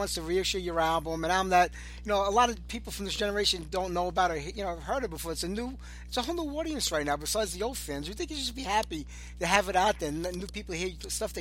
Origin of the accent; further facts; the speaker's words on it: New York City, New York, United States; now in Staten Island, New York, United States; I'm Italian. I'm from Brooklyn